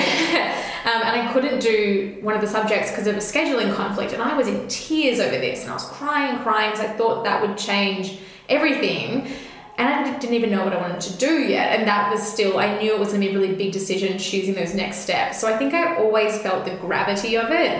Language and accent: English; Melbourne, Victoria, Australia; I grew up in Camberwell here in Melbourne, which is like a very leafy green suburb